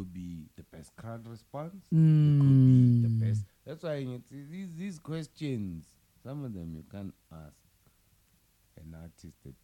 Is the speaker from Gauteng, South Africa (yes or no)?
yes; Johannesburg, Gauteng, South Africa; I'm from Joburg